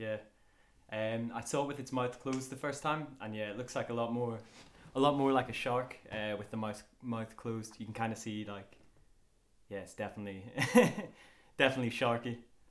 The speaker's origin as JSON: {"language": "English", "area": "just outside Belfast", "region": "Northern Ireland", "country": "United Kingdom", "moved": "as an adult", "lives_now": "Scotland, United Kingdom", "said": "as you've heard. I'm Irish, from just outside Belfast, but I've been over in Scotland for about 6 years. I came over to Stirling Uni to study marine biology, and then from then, yeah, kind of headed out to South Africa"}